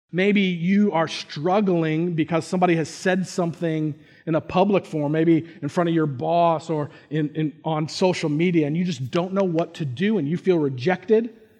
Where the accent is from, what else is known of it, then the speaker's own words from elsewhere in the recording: Indiana, United States; I grew up in Indiana